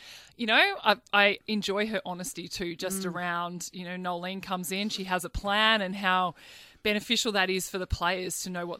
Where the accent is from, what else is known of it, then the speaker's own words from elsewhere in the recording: Australia; as an Australian